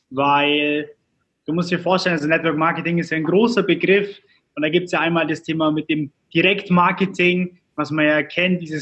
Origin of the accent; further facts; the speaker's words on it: Augsburg, Bavaria, Germany; Also wir kommen so aus Augsburg.